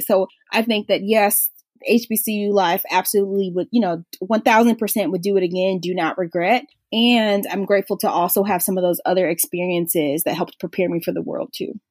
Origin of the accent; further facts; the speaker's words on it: Atlanta, Georgia, United States; also born or lived in Philadelphia; I grew up in Atlanta